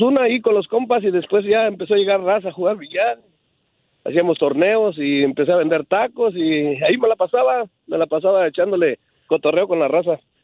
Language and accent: Spanish; Guadalajara, Jalisco, Mexico; now in United States; soy de Guadalajara, Jalisco, de ahí de Polanco